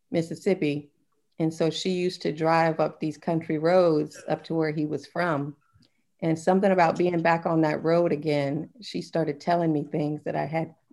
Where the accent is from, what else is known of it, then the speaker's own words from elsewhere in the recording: Germany; born there; And I was born in Germany, so my grandmother wasn't able to see me as a young child.